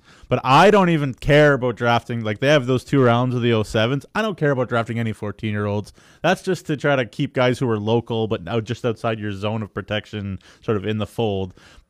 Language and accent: English; Ontario, Canada; moved away as an adult; now in Saskatchewan, Canada; I come from Ontario, right?